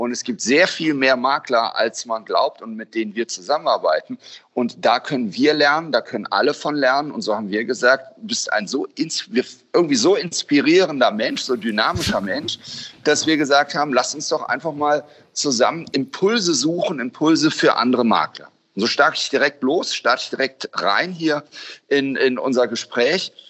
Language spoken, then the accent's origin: German; Cologne, North Rhine-Westphalia, Germany; witzig ist es als Kölner sich trotzdem immer wieder.